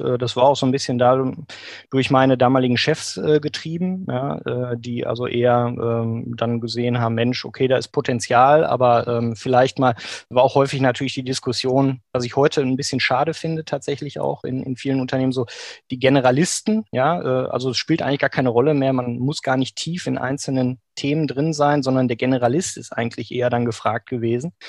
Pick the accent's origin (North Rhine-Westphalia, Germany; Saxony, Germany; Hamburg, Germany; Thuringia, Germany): North Rhine-Westphalia, Germany; Bochum; also born or lived in Maastricht; Ich bin im Grunde ein Kind des Ruhrgebiets, wie mhm. man so schön sagt äh, in Bochum geboren, auch äh, aufgewachsen